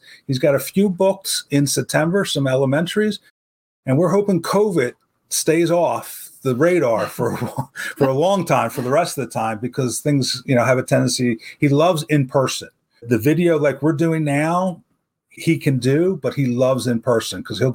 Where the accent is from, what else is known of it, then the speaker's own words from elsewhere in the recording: Philadelphia, Pennsylvania, United States; since we're from Philadelphia, we're big Eagles fans